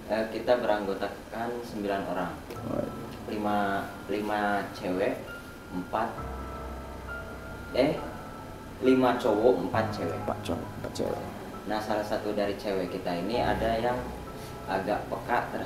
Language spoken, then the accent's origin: Indonesian; Kuningan, West Java, Indonesia; now in Yogyakarta, Indonesia; Saya asli Kuningan tapi merantau ke Jogja lagi.